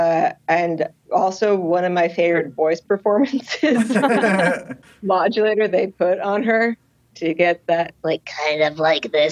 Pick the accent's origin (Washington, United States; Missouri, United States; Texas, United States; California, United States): California, United States; Los Angeles; growing up in Los Angeles